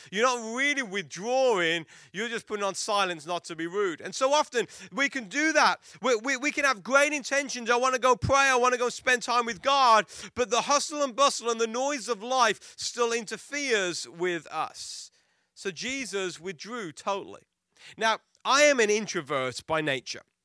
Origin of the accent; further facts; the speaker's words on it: Worcester, West Midlands, United Kingdom; moved away; I was born in England, raised in England